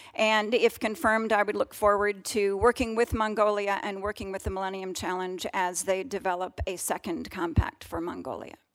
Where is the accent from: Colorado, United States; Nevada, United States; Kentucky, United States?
Colorado, United States; Denver, in my home state of Colorado